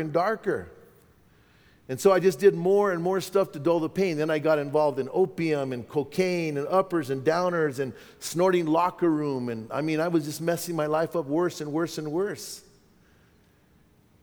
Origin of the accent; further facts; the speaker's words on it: Bernalillo, New Mexico, United States; my hometown of Bernalillo